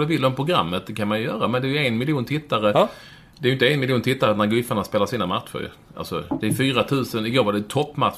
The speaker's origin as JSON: {"language": "Swedish", "town": "Malmö", "region": "Skåne", "country": "Sweden", "tie": "born or raised there", "moved": "yes", "lives_now": "Bromma, Sweden", "said": "jag växte upp på, Lindängen eller Vårsången i Malmö"}